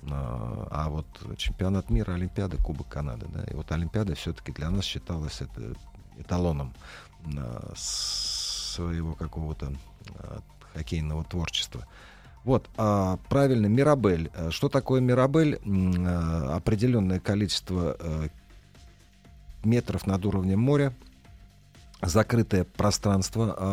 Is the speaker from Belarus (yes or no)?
no; Russia; Я россиянин, э, Поэтому ко мне не подходили